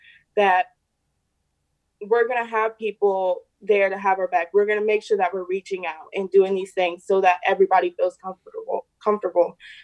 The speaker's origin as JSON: {"language": "English", "area": "the D.C. area", "region": "Virginia", "country": "United States", "said": "I am from Virginia, the D.C. area."}